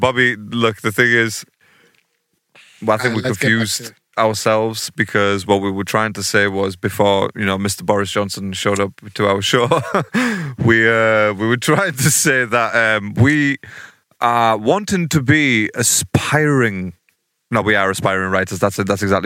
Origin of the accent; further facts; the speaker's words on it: the Northeast, North East England, United Kingdom; we're two guys from the Northeast